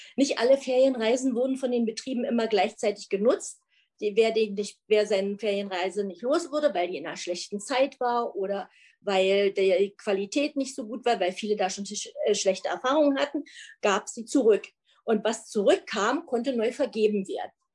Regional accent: East Germany, Germany; wir sind ein Wessi und ein Ossi zusammen.

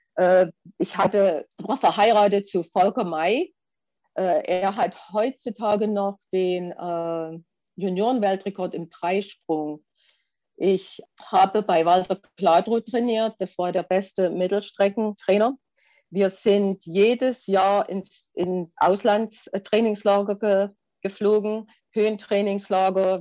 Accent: Ehrenfriedersdorf, Saxony, Germany; also born or lived in Annaberg-Buchholz; Wir sind in, im Erzgebirge groß geworden, in einer schönen kleinen Erzgebirgsstadt, heißt Ehrenfriedersdorf

